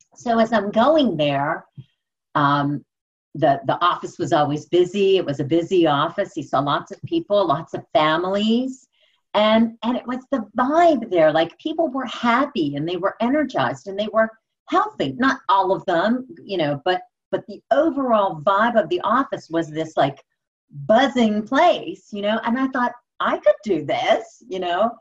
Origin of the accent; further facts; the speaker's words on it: Pittsburgh, Pennsylvania, United States; I'm born and raised in Pittsburgh.